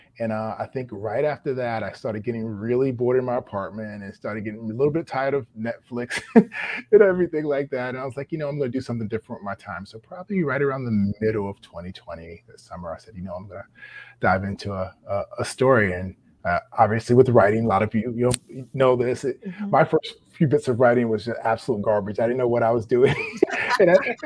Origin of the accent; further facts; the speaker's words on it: New York, United States; also born or lived in Maryland; I'm from the East Coast. I'm a New Yorker